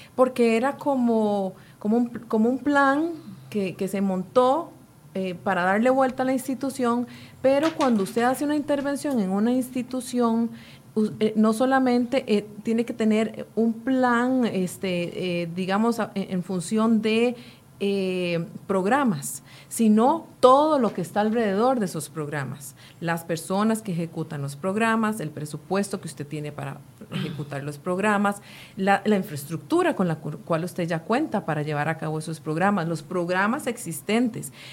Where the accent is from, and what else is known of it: Costa Rica